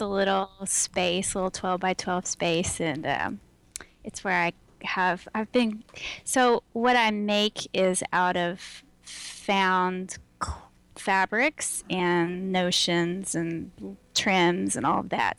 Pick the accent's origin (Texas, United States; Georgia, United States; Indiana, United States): Texas, United States; Houston; now in Austin, United States; I am very Texan, and I uh, grew up in Houston